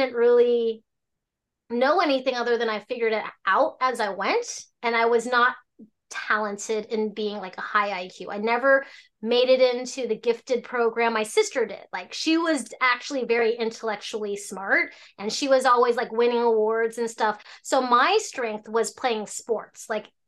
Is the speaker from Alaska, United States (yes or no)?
yes; Alaska, United States; also born or lived in Hong Kong; I was born in Hong Kong, raised in Alaska